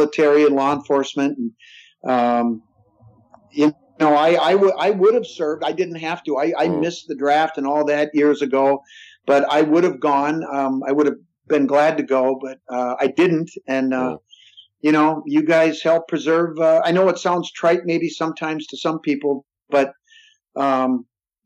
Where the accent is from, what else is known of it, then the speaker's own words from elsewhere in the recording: Minnesota, United States; I'm from Minnesota